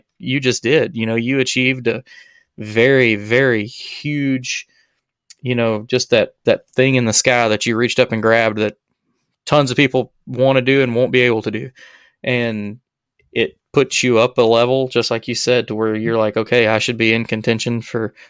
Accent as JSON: {"language": "English", "region": "Alabama", "country": "United States", "said": "I'm from Alabama"}